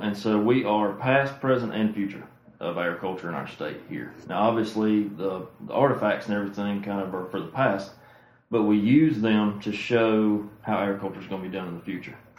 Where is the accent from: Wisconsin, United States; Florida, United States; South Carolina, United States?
South Carolina, United States; Oconee County; I'm from Oconee County.